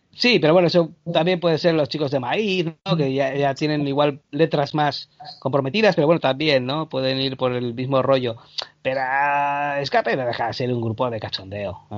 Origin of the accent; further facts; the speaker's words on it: Bilbao, Basque Country, Spain; also born or lived in Canary Islands; yo nací en Bilbao y a los tres años a mi padre le, le dijeron, oye, ¿por qué no te vas a Canarias?